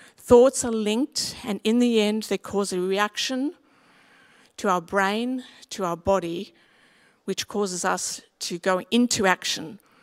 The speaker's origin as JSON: {"language": "English", "town": "Sydney", "region": "New South Wales", "country": "Australia", "tie": "born or raised there", "said": "where I grew up in West Pimville, Yanker Road was a very, very steep road"}